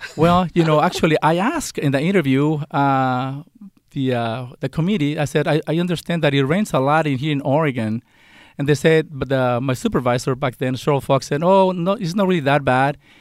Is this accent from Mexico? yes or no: yes; Mexico; English is a second language; also born or lived in California; now in United States; I was born and raised in Mexico